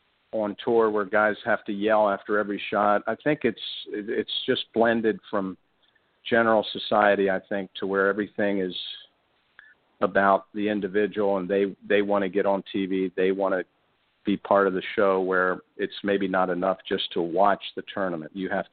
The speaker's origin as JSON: {"language": "English", "region": "Maryland", "country": "United States", "tie": "born or raised there", "moved": "yes", "lives_now": "Orlando, United States", "said": "Growing up in Maryland."}